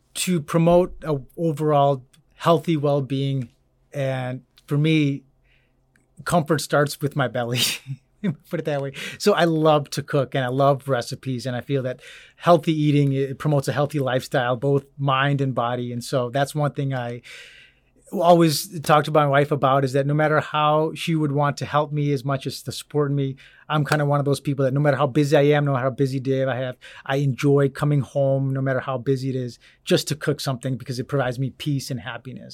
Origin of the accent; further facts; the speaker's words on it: Orland Park, Illinois, United States; moved away as an adult; also born or lived in Arizona; now in Cedar Rapids, United States; originally born and raised, um, in a south suburb of Illinois